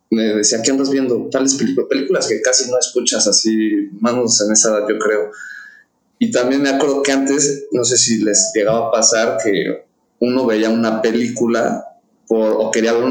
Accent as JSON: {"language": "Spanish", "region": "Mexico City", "country": "Mexico", "tie": "born or raised there", "said": "Yo soy, yo nací aquí en la Ciudad de México, nacido en la Roma, en la Clínica Durango, yes, criado en Coyoacán"}